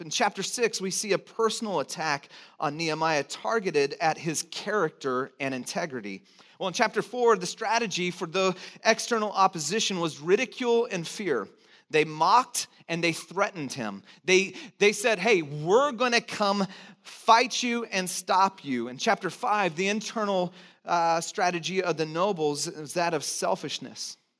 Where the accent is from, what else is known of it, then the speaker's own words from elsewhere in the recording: Santa Cruz, California, United States; I'm from Santa Cruz